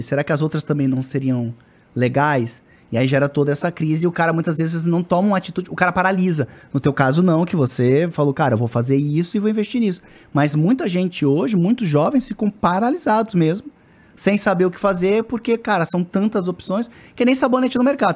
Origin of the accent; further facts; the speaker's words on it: Florianópolis, Santa Catarina, Brazil; Eu sou do sul ali, de Florianópolis